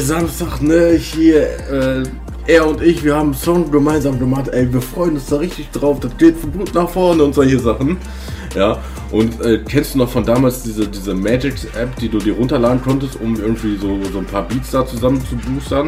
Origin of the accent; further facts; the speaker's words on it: Hagen, North Rhine-Westphalia, Germany; now in Sauerland, Germany; also gebürtig komme ich aus Hagen